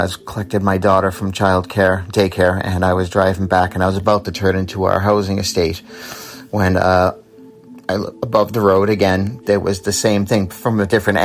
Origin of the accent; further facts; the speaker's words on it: Massachusetts, United States; now in Ireland; I'm originally from Massachusetts, but I live in Ireland on the East Coast